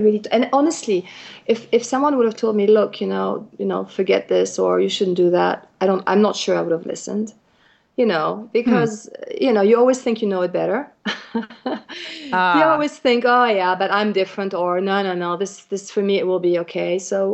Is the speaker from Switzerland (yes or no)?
yes; Switzerland; the fact that I come from Switzerland, which is a tiny small country up there in the Alps somewhere, that I've been raised with animals